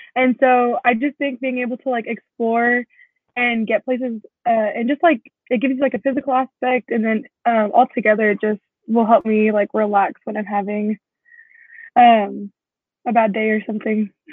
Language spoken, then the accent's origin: English; West Texas, United States; I am from a small town in West Texas